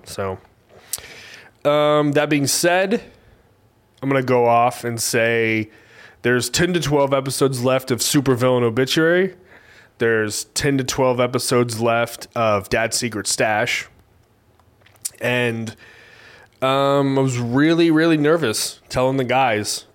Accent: Bixby, Oklahoma, United States; now in Tulsa, United States; I grew up in Bixby

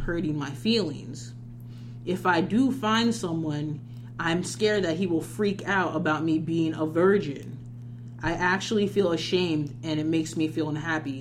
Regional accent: New York, United States; my home state.

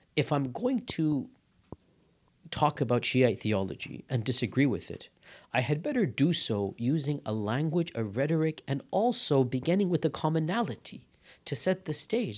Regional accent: United States; we're born and raised in America, then we go study abroad, then we come back.

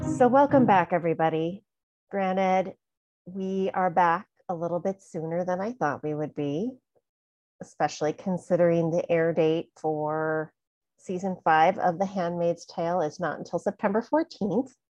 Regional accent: California, United States; in high school, growing up in California

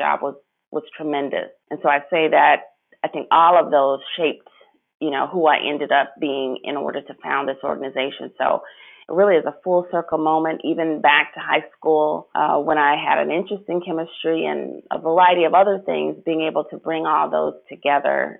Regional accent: Chicago, Illinois, United States; growing up in Chicago

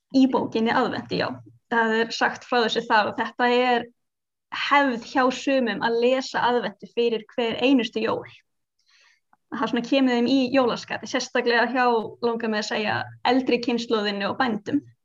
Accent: Iceland; við erum á Íslandi og við erum Íslandingar með krakkana

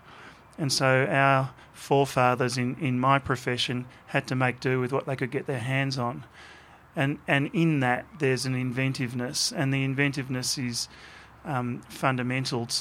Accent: Australia

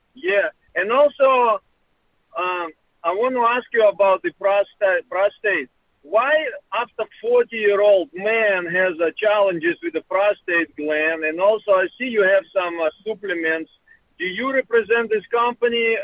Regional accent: Russia; moved away; I grew up in Russia

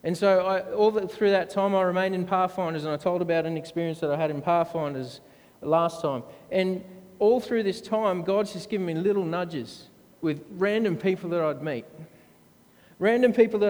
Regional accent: Brisbane, Queensland, Australia; I grew up in the Seventh-day Adventist Church, 8 Mile Plains, Southside

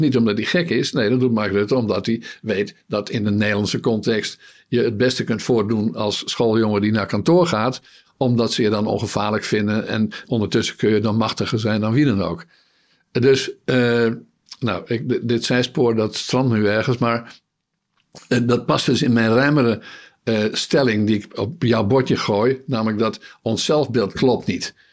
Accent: Netherlands; wij dat als Nederlanders, als bevolking

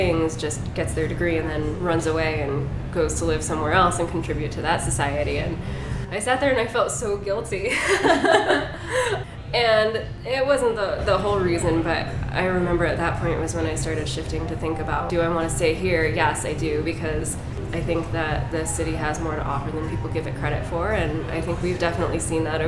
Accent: Sylvania, Ohio, United States; also born or lived in Toledo, Ohio; I grew up in this area. I grew up in Sylvania, and then moved out to where Kelly lived out west of there

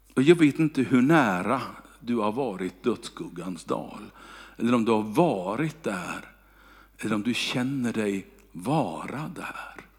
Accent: Kungälv, Västra Götaland, Sweden; moved away; när jag bodde hemma i Kungälv

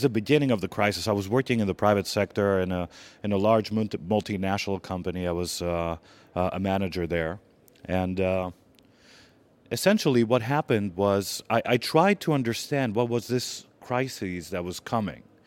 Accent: Greece; moved away; also born or lived in Washington; I'm gonna have to go back to my home country

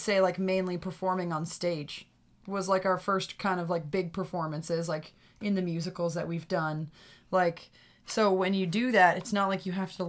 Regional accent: Bancroft, Ontario, Canada; I'm from actually from Burt's Creek.

